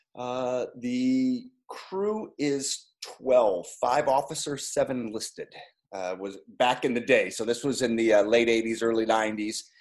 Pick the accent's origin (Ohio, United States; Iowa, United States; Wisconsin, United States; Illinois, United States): Ohio, United States; Strongsville; moved away as an adult; I grew up in Strongsville, Ohio, a small suburb town outside of Cleveland